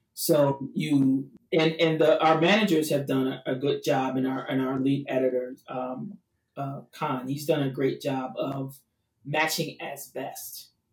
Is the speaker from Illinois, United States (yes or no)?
yes; Chicago, Illinois, United States; moved away as an adult; also born or lived in Los Angeles; Chicago being my hometown, so I needed to come back home